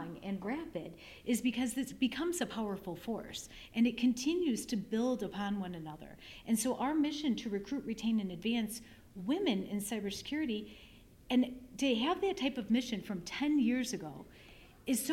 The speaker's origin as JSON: {"language": "English", "town": "Chicago", "region": "Illinois", "country": "United States", "tie": "born or raised there", "said": "It was in Chicago, from my hometown"}